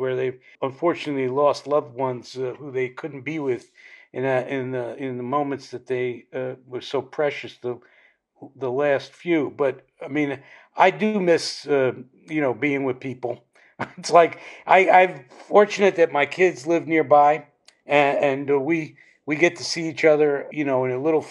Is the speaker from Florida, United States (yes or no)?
no; Asbury Park, New Jersey, United States; moved away as an adult; also born or lived in New York; I'm born in Asbury